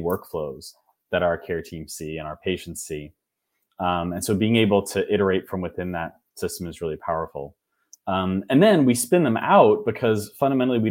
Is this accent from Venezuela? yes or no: no; Wichita, Kansas, United States; moved away; also born or lived in Massachusetts; I'm originally from Wichita, Kansas